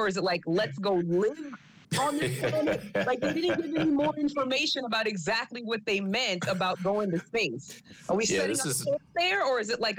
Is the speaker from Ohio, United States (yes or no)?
no; New Orleans, Louisiana, United States; moved away; I'm from New Orleans. It snows there maybe once a decade.